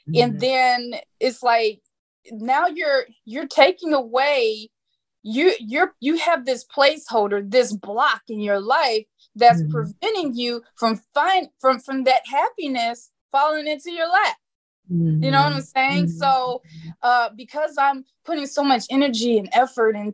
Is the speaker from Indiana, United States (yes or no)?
yes; Indiana, United States; moved away as an adult; now in Arizona, United States; I live in Arizona. I moved out here 2.5 years ago from the Midwest. I'm from Indiana